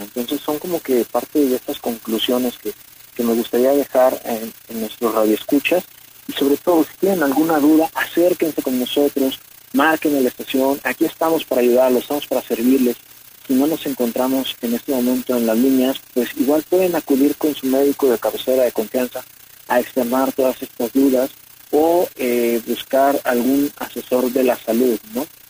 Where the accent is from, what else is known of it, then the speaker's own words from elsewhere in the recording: Mexico; nosotros como mexicanos